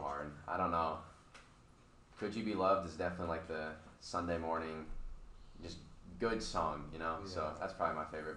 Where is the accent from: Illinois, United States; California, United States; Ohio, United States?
Ohio, United States; moved away; I'm from Ohio